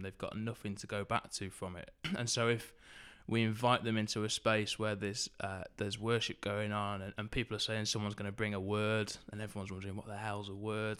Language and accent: English; Southport, North West England, United Kingdom; also born or lived in Liverpool; I grew up in Southport, which is up in the, uh, northwest.